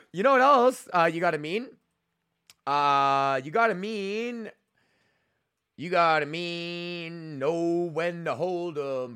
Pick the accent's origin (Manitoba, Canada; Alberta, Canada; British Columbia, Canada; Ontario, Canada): Alberta, Canada; I'm from Alberta